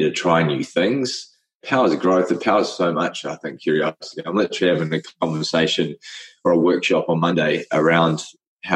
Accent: Cook Islands; I grew up in the Cook Islands, which is a little island in the middle of the Pacific. And I was the only white boy in the cultural group

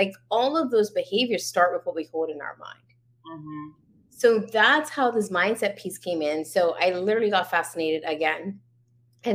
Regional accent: Bermuda; moved away as an adult; now in Canada; I was born and raised in Bermuda.

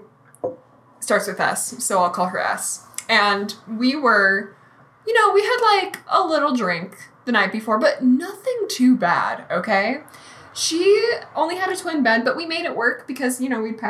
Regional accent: Reno, Nevada, United States; I grew up in Reno.

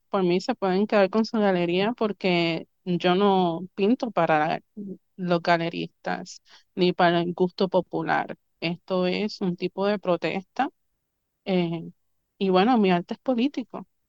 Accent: Río Grande, Puerto Rico; also born or lived in Río Piedras, Puerto Rico; yo nací en Río Piedras, Puerto Rico. Mi mamá voló a los nueve meses de Nueva York para parirme en solo boricua.

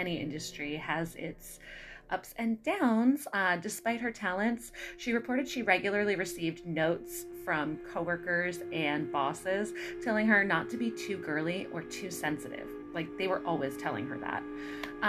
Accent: Baltimore, Maryland, United States; I'm from Baltimore

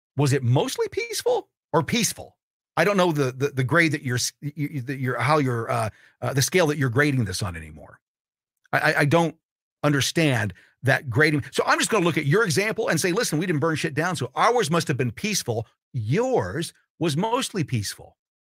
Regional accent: Martinsville, Indiana, United States; My sophomore year at Ben Davis in Indianapolis, not so much. We moved from Martinsville to Ben Davis

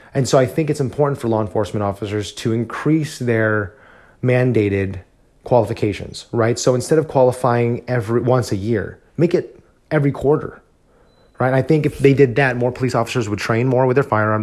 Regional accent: New Jersey, United States; moved away as an adult; now in Texas, United States; before I moved here to Texas, I was studying for my civil service exam in my home state of New Jersey

